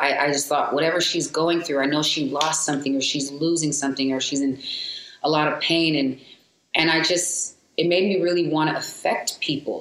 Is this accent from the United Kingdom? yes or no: no; San Diego, California, United States; also born or lived in Seattle, Washington / Seal Beach, California; I was raised in San Diego, Southeast San Diego